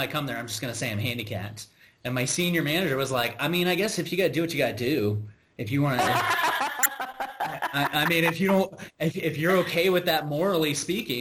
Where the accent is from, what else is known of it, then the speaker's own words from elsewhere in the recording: United States; as an American